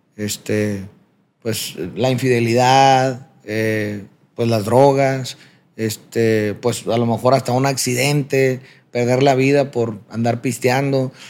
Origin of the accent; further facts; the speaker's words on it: Culiacancito, Sinaloa, Mexico; nací en Culiacán, Sinaloa, como lo mencionas. Me crié en un pueblo pequeño a, las afueras de Culiacán que se llama Culiacancito.